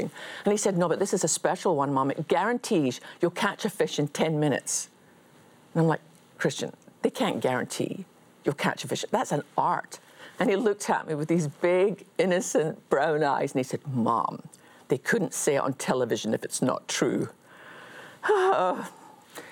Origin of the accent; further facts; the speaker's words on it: Scotland, United Kingdom; as a Scottish Baptist